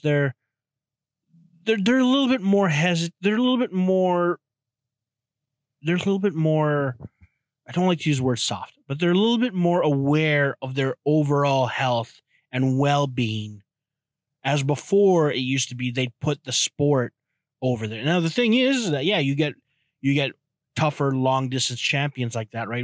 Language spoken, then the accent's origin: English; Canada; I'm Canadian.